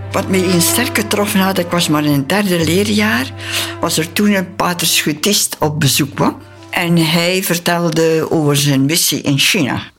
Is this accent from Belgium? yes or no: yes; Belgium; moved away as an adult; also born or lived in Philippines